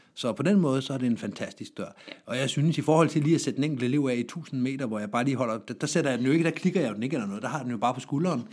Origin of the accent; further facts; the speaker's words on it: Jutland, Denmark; Jeg er selv jyde